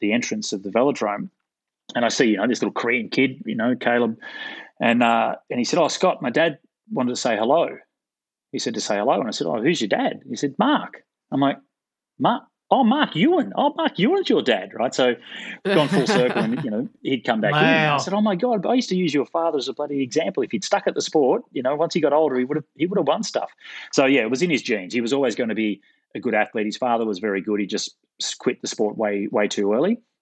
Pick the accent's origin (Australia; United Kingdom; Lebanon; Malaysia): Australia; Gold Coast, Queensland; moved away; back in the day when I was a Queenslander, so I grew up racing in Queensland on the Gold Coast